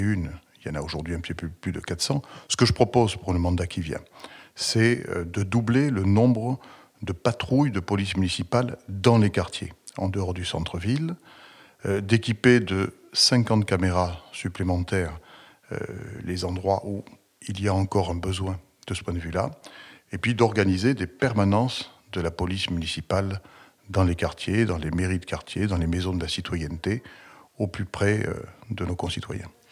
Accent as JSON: {"language": "French", "town": "Toulouse", "region": "Occitania", "country": "France", "tie": "born or raised there", "said": "je suis né euh, à Toulouse le 19 juillet 1960"}